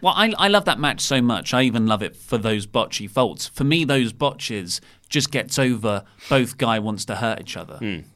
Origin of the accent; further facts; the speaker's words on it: United Kingdom; we're British.